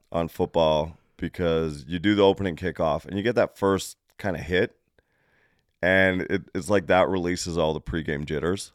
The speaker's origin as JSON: {"language": "English", "country": "Canada", "said": "I come down from Canada"}